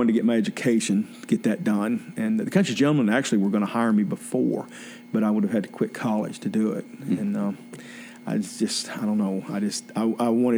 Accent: Charlotte, North Carolina, United States; I'm originally from Charlotte, okay. North Carolina

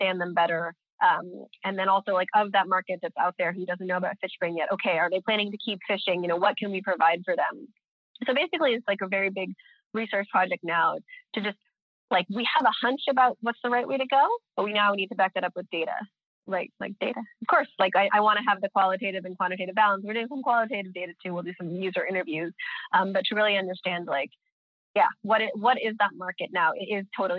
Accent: United States; now in Stockholm, Sweden; I'm American, so I can talk like an American

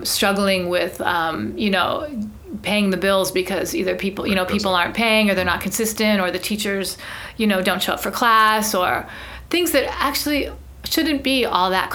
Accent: United States; I'm an American. My family actually moved to San Francisco in the 1800s.

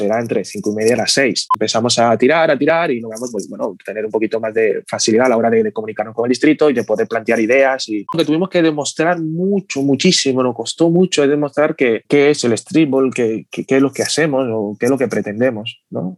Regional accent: Dominican Republic; now in Barcelona, Spain; vengo de República Dominicana, bueno, nací allí y llevo aquí viviendo desde el 2000

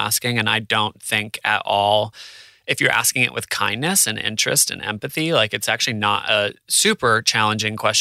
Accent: New Hampshire, United States; moved away as an adult; also born or lived in New York / Los Angeles; now in Australia; I'm from New Hampshire

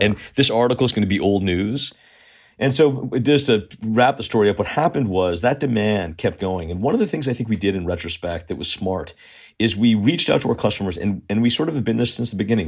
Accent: Southern Connecticut, United States; I grew up, um, in a, in a wealthy town in Southern Connecticut

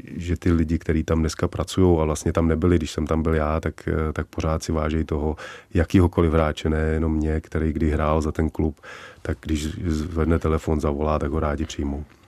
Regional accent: Czechia; also born or lived in Vancouver, Canada / United States; Já jsem, já jsem Čech se vším coulem, a to tady mám u nás rád

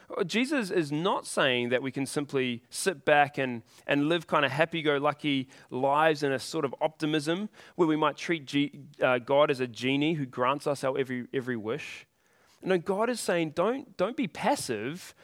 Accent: New Zealand; I was born here in New Zealand

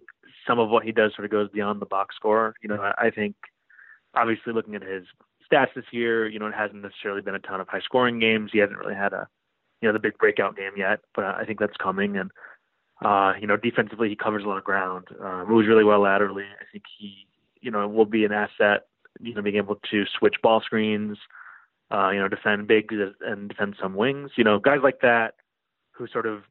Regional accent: Chicago, Illinois, United States; now in New York, United States; I'm from Chicago

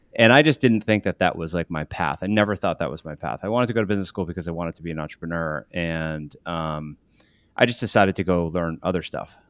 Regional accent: Western Massachusetts, United States; also born or lived in Paraguay; I grew up uh, in Western Massachusetts in a really small farm community of about 2,500 people. I ended up there. Uh, I was born in Paraguay.

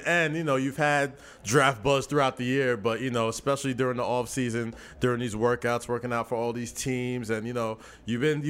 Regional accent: Nigeria; I'm Nigerian

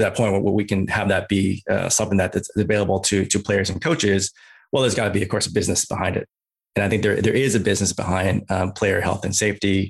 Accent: Bay Area, California, United States; also born or lived in Chicago; originally from Chicago, but, uh, moved out to, to California, to the Bay Area.

